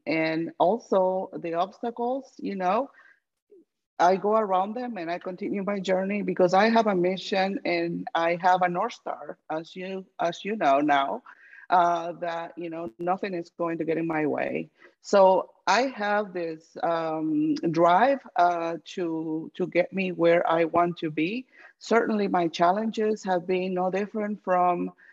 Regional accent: Guatemala; now in United States; I am from Guatemala

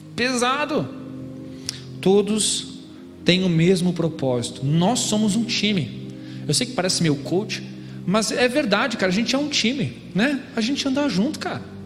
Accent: Gaúcho, Rio Grande do Sul, Brazil; moved away as an adult; now in São Paulo, Brazil; Eu sou gaúcho, mas meu pai é paranaense e eu estou morando em São Paulo

